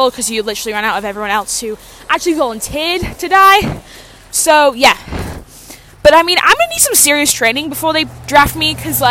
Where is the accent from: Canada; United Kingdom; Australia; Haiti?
Canada; as a Canadian, which I am, where I live currently